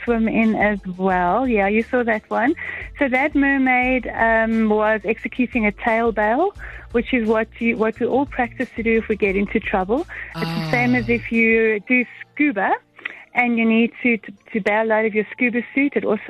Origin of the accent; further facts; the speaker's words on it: Benoni, Gauteng, South Africa; I'm from Benoni.